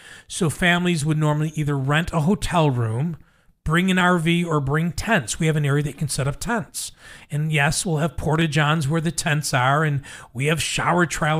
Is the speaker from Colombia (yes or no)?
no; Buffalo, New York, United States; growing up in North Buffalo